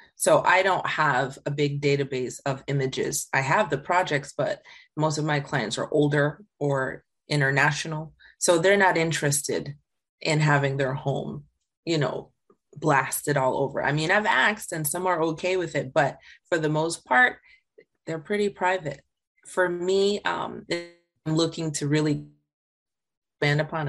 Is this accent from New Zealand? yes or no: no; Jamaica; I grew up in Jamaica